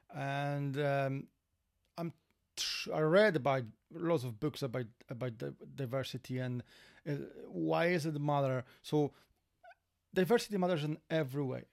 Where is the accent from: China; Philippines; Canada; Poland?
Poland; accent: Polish; English is a second language; moved away as an adult; now in Ireland; we are from Poland